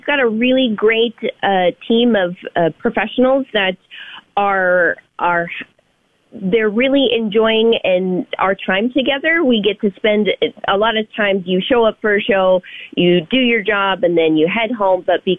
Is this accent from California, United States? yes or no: yes; California, United States; moved away; I'm from California originally, and we have a lot of different accents that kind of float around. Not as heavy as Texas